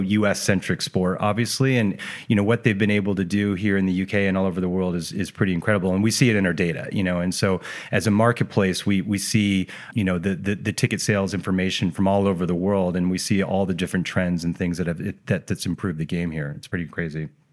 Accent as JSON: {"language": "English", "country": "United States", "moved": "yes", "lives_now": "United Kingdom", "said": "as American"}